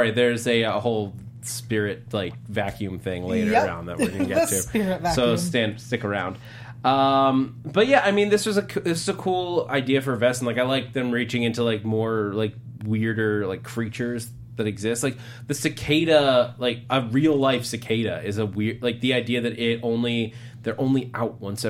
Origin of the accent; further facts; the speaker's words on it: New York, United States; moved away; I grew up in New York